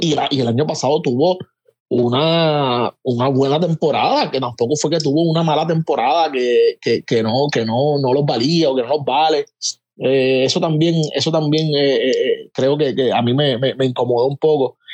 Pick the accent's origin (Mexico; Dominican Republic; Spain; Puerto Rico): Puerto Rico; como puertorriqueño